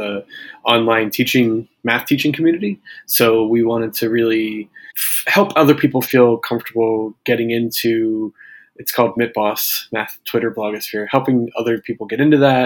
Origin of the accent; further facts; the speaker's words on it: Maryland, United States; moved away as an adult; also born or lived in Japan / Brooklyn, New York; now in New York, United States; I grew up in Maryland, so definitely from the U.S.